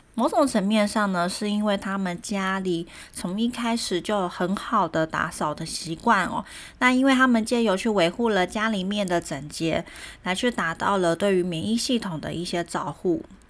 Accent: Taiwan; also born or lived in Germany; 我们台湾人

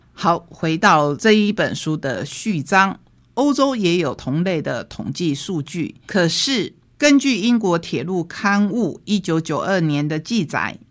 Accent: Taiwan; 也让我们台湾人好好的想一想。

